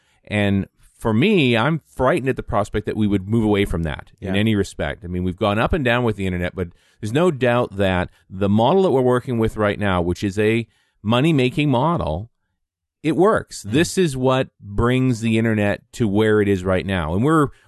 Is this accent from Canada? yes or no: yes; Canada; I'm a Canadian